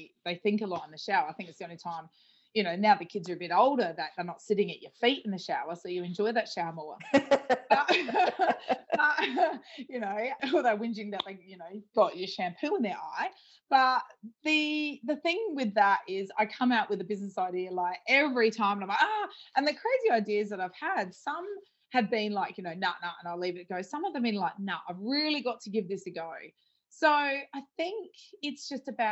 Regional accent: Adelaide Hills, South Australia, Australia; I'm originally from the Adelaide Hills.

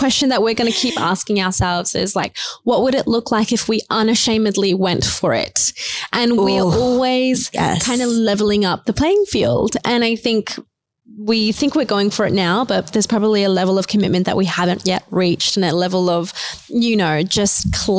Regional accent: New Zealand; also born or lived in India; For me, I was born in India. Then we moved to a really, really low socioeconomic place in New Zealand next to a maximum security prison

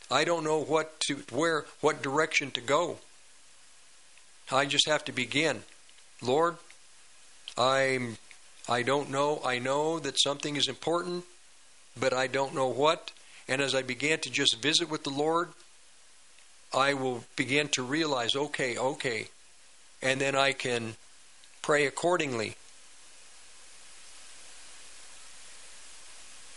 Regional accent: United States; I was born in America, not India, not Russia.

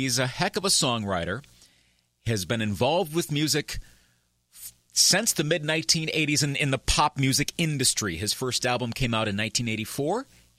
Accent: Eau Claire, Wisconsin, United States; also born or lived in Milwaukee area, Wisconsin / Grafton, Wisconsin; That was the day that my family moved from the Milwaukee area back to Eau Claire, Wisconsin. That's where I spent most of my early childhood and then moved back to Eau Claire, where I'm at now, back in 1986.

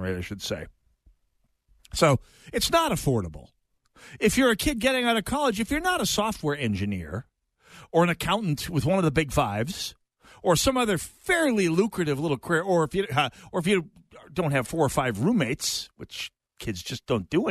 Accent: North Dakota, United States; moved away as an adult; also born or lived in Jamestown, North Dakota; now in Twin Cities, United States; my hometown of North Dakota

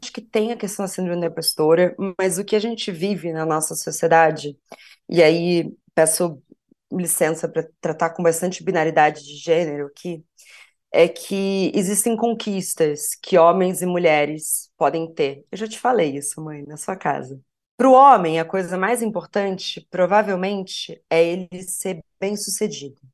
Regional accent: Porto Alegre, Rio Grande do Sul, Brazil; sou de Porto Alegre

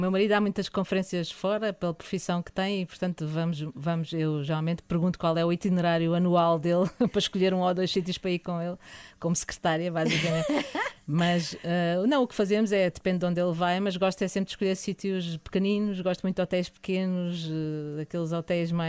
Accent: Lisbon, Portugal; also born or lived in Porto; sempre vivemos em Lisboa, embora a minha mãe seja alentejana e o meu pai seja ali da Arruda, que é a Arruda dos Vinhos

